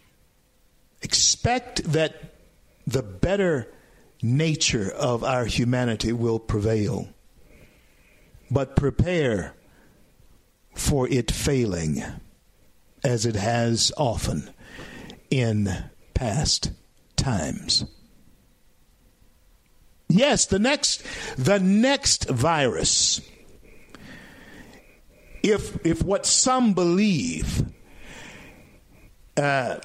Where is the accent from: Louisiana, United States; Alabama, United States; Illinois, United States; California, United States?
Louisiana, United States; Louisiana, my home state